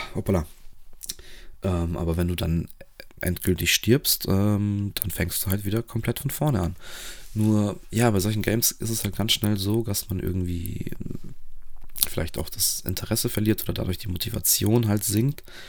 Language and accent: German; Romania; moved away; als gebürtiger Rumäne